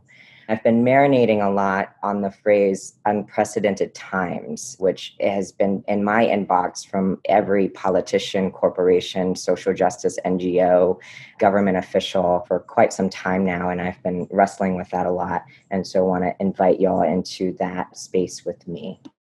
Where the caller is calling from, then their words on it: Durham, North Carolina, United States; I am saying hello from Durham, North Carolina in the U.S. South, also known as the Okanichi Band of the Saponi Nation.